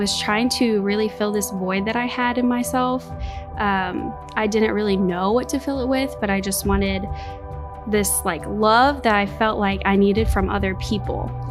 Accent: St. Louis, Missouri, United States; I grew up in St. Louis.

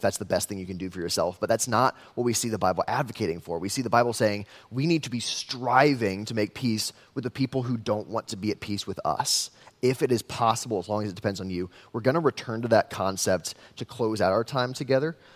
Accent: West Des Moines, Iowa, United States; I grew up in West Des Moines, city boy through and through

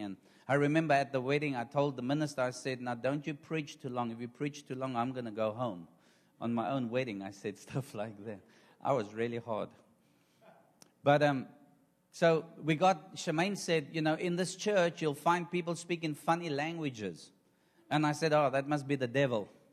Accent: South Africa; I am from South Africa

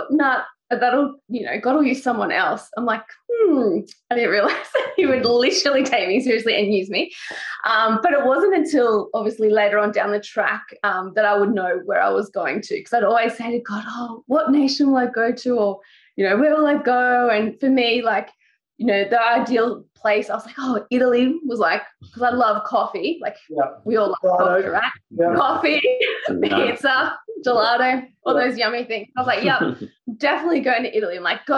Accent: Newcastle, New South Wales, Australia; moved away as an adult; now in Sri Lanka; Lived in Newcastle my whole life until we went to Sri Lanka 2 years ago.

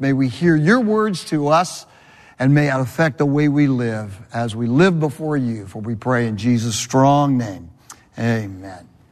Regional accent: Southern California, United States; moved away as an adult; also born or lived in Connecticut; I'm from Southern California

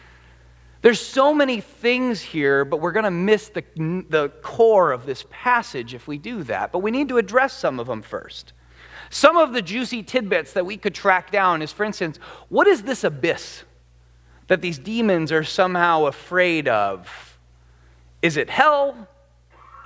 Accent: United States; as an American

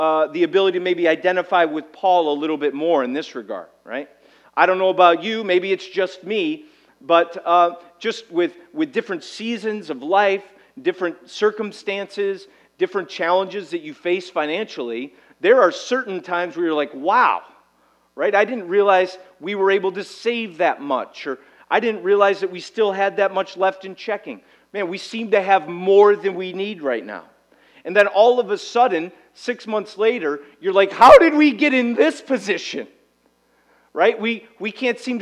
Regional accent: United States; we as an American society

